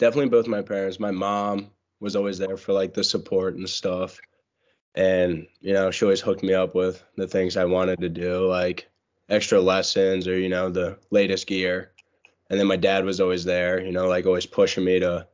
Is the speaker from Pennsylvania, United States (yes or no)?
yes; Newport, Pennsylvania, United States; Newport, Pennsylvania, small town